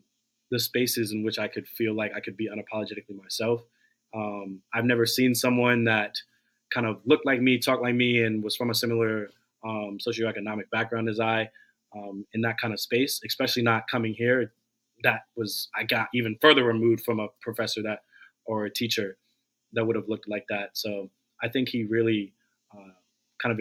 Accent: Washington, District of Columbia, United States; moved away as an adult; now in California, United States; I'm from DC

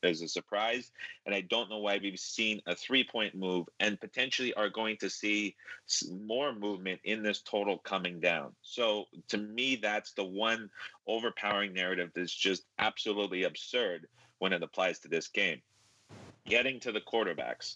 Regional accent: Canada; growing up in Canada

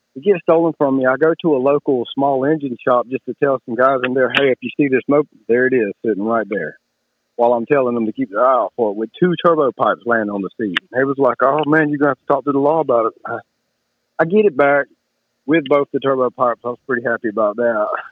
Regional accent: Kershaw, South Carolina, United States; also born or lived in Camden, South Carolina; Kershaw, South Carolina. And I've been all over the state and lived a little bit all over the state, but back in my hometown

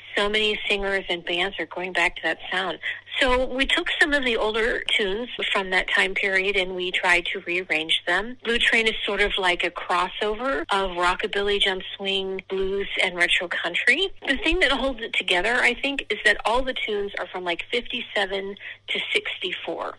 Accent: Erie, Pennsylvania, United States; moved away as an adult; also born or lived in Chicago; my hometown of Erie, Pennsylvania

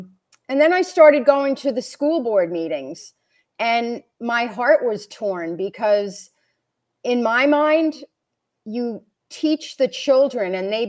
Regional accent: New York, United States; So I'm a transplant from New York. We moved here permanently in 2019, 1 year before the big C.

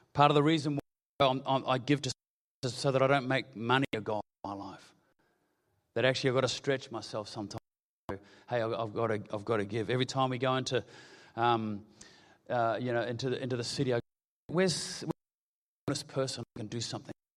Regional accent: New Zealand; I'm a Kiwi

